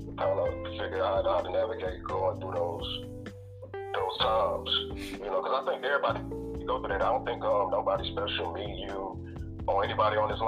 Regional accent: Houston, Texas, United States; I'm from Houston, Texas

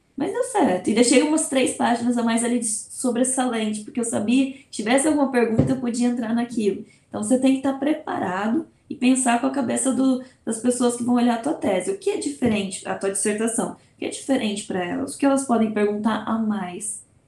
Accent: Brazil; first language Portuguese; also born or lived in Portugal

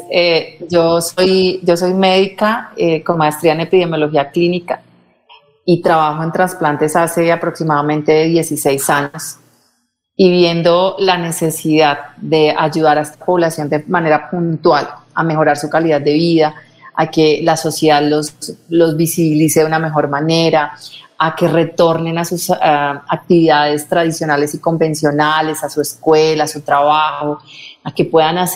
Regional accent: Colombia; necesitamos eh, de este tipo de iniciativas en Colombia porque estamos solos y nos sentimos solos como colombianos, como ciudadanos

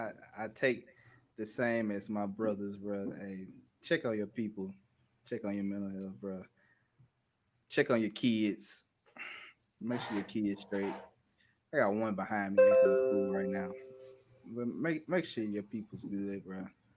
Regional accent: Memphis, Tennessee, United States; Hey, I'm from Memphis.

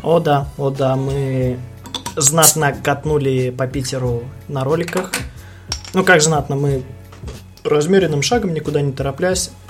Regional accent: Belarus; now in Russia; Я белорус

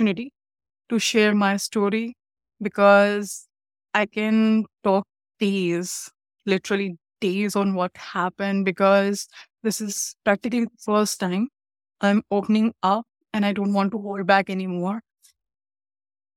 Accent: India; now in Canada; I'm from India

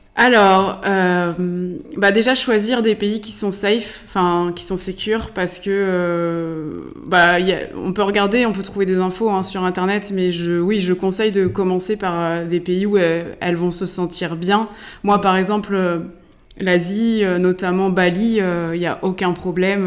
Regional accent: Laval, Pays de la Loire, France; je suis mayonnaise pure souche. Hein. je suis née à Laval

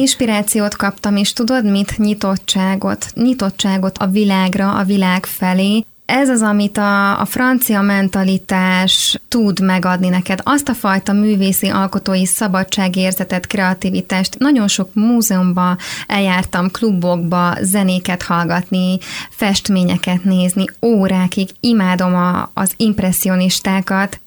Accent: Tekenye, Zala, Hungary; moved away as an adult; now in Budapest, Hungary; a faluban, ahonnan származom, Tekenyéről.

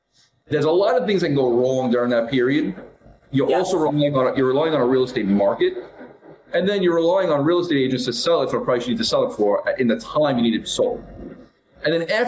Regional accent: New York City, New York, United States; I grew up in Brooklyn and Staten Island

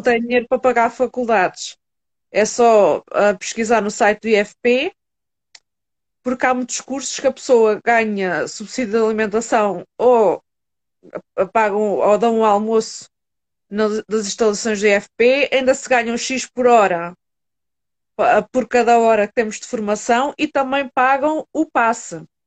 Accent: Setúbal, Portugal; do Hospital São Bernardo, em Setúbal por acaso, é o hospital que eu tenho mais perto foi onde eu nasci

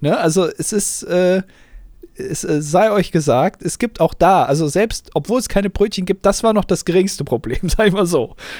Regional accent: Germany

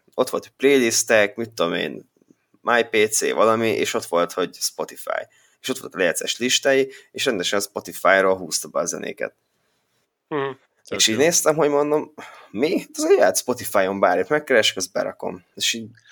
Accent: Békéscsaba, Békés, Hungary; Békés Csaba, én is

